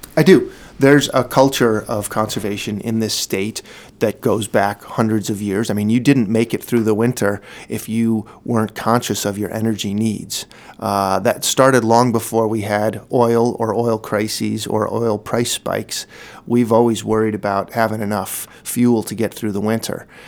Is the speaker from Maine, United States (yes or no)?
yes; Brunswick, Maine, United States; now in Portland, United States; I grew up in Brunswick. I, I live in the Portland community now